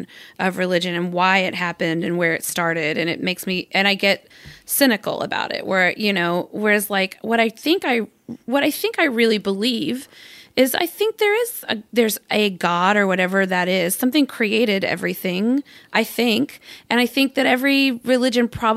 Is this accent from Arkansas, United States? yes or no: yes; Arkansas, United States; I'm from Arkansas